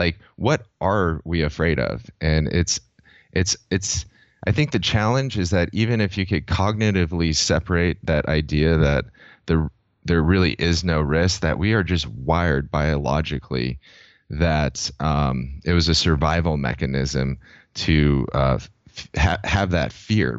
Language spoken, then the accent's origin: English; San Diego, California, United States; growing up in San Diego, I've always been a surfer